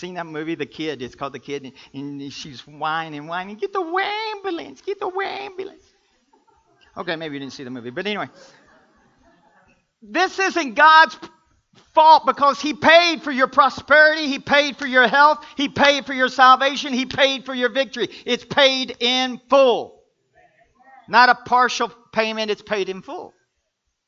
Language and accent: English; Kentucky, United States; I'm from Kentucky.